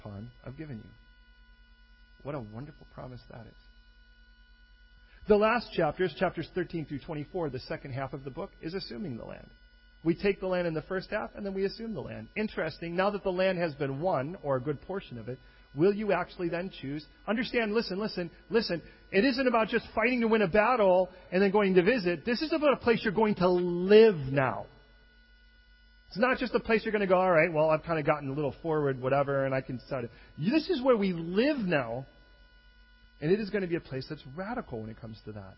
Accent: Chicago, Illinois, United States; I was born and raised in Chicago, Southside

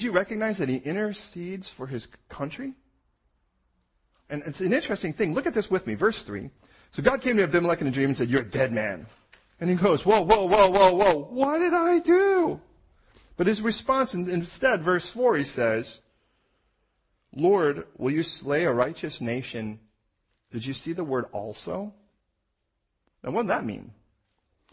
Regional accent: United States; I'm American

